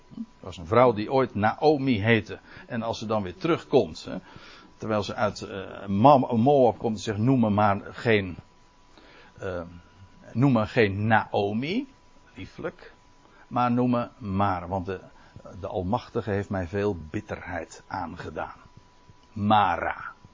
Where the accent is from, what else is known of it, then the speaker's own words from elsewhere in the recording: Netherlands; wij als Nederlanders